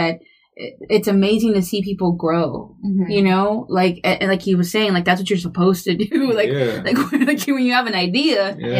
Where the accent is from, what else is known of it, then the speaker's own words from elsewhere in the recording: Houston, Texas, United States; I grew up in the East End, man.